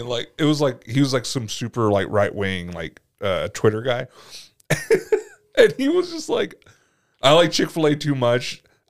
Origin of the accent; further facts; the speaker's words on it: United States; We're American.